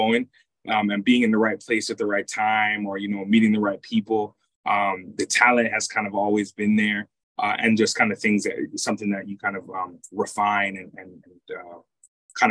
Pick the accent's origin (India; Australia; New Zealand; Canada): Canada; Toronto, Ontario; also born or lived in United Kingdom / Jamaica (ancestry); I'm from Toronto, from Scarborough.